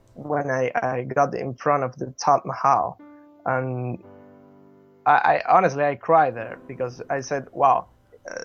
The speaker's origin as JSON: {"language": "English", "town": "Caracas", "region": "Capital District", "country": "Venezuela", "also_born_or_lived": "Madrid, Spain", "moved": "as an adult", "lives_now": "London, United Kingdom", "said": "I'm from Venezuela, Caracas, Chuao. I moved to Spain when I was 18 years old"}